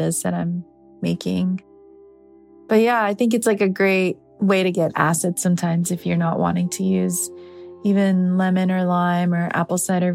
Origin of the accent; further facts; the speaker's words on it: Atlanta, Georgia, United States; I am from Atlanta